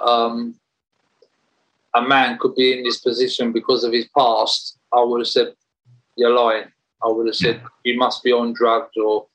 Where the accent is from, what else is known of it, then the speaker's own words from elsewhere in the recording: Romford, London, United Kingdom; I was born in Rush Green in Romford, and I was brought up by my mum